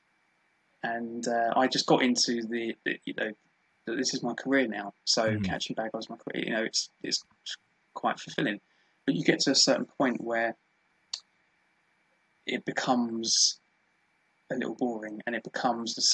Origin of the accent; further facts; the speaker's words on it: London, United Kingdom; born and bred in South London and never moved